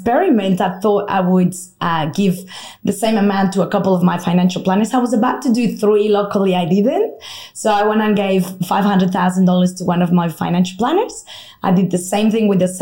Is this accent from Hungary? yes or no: no; Mexico; English is a second language; moved away as an adult; now in Australia; in case you're trying to guess the accent, I'm originally from Mexico, although I've been in Australia now for half my life